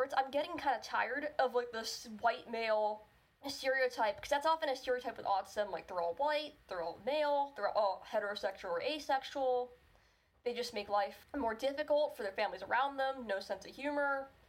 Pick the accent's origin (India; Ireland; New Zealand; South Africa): India; Like, I just say I'm Indian. I don't say a person of, like, Indian origin, because that's just who I am.